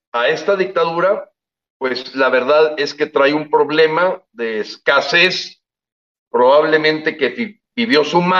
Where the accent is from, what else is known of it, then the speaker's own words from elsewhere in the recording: Mexico; yo, que ya somos muchos los mexicanos que empezamos a pensar, viendo lo que ocurrió en estos países con dictaduras